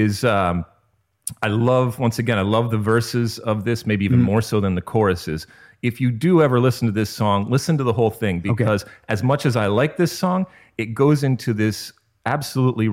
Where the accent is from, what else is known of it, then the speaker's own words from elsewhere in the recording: Detroit, Michigan, United States; I grew up in the suburbs of Detroit